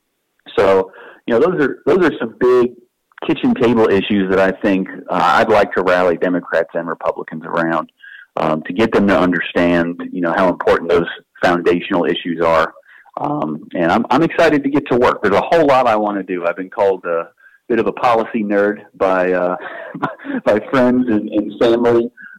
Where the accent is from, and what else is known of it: Eastern North Carolina, United States; born or raised there